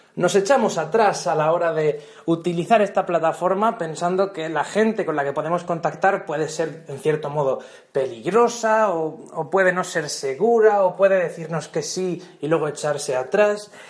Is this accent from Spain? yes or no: yes; Region of Murcia, Spain; de mi pueblo a Murcia capital, o, por ejemplo, que son unos 40 minutos 50 en coche